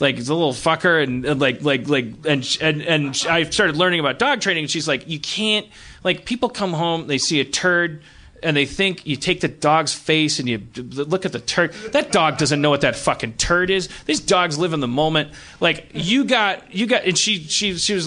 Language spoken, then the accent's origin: English; Milwaukee, Wisconsin, United States; growing up in Milwaukee